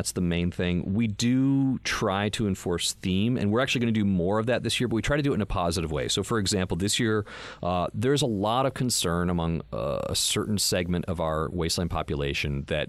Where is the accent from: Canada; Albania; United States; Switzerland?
United States; Boston, Massachusetts; accent: Boston; some of the first few jobs I got were like, yeah, but can you sound like a blue collar kind of Boston guy? I was like, oh, so I'm back to that now.